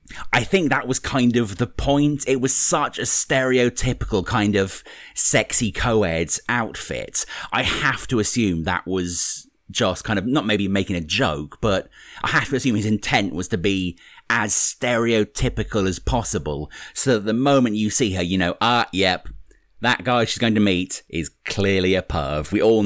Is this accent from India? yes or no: no; United Kingdom; Speaking as the resident Brit in the podcast